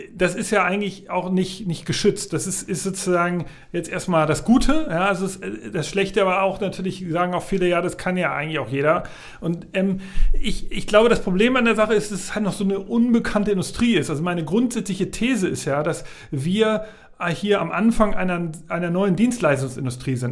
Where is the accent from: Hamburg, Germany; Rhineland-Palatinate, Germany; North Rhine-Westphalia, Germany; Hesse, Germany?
Hamburg, Germany; ich bin in Hamburg aufgewachsen, genau, ich komme aus Hamburg, also in Hamburg-Altona geboren.